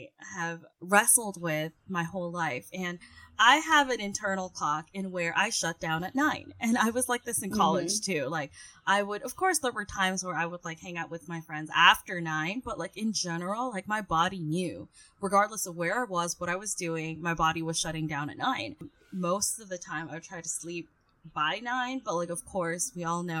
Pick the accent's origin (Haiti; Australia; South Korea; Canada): South Korea; Seoul; now in Philippines; I grew up in Seoul